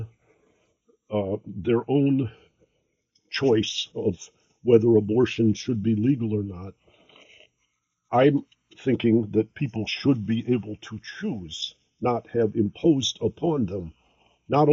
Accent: Detroit, Michigan, United States; I grew up in Detroit

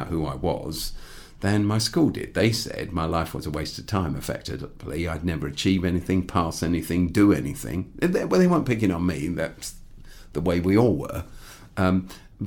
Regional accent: Croydon, London, United Kingdom; I grew up in Croydon

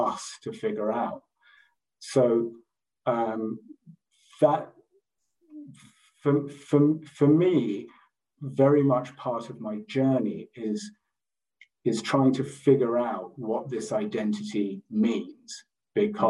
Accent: London, United Kingdom; I grew up in London

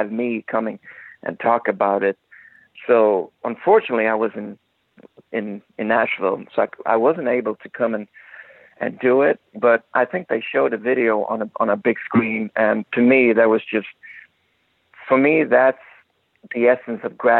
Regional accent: Gothenburg, Västra Götaland, Sweden; moved away; go back to my hometown

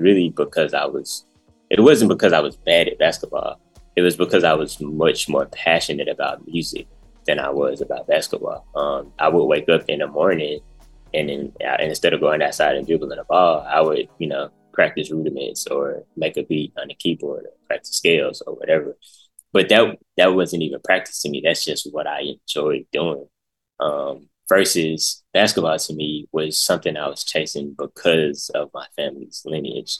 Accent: Memphis, Tennessee, United States; I'm from Memphis, from the north side of Memphis, North Memphis, as they call it. Born and raised, been here my whole life

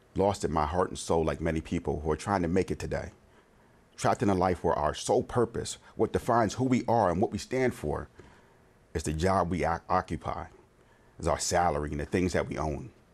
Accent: Conshohocken, Pennsylvania, United States; also born or lived in Norristown, Pennsylvania; Living in Conchock in P

